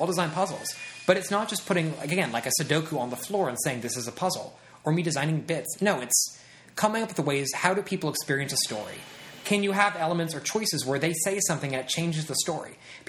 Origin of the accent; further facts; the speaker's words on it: Midwest, United States; now in Los Angeles, United States; I come from the Midwest, and being able to connect to people out here is very, very hard.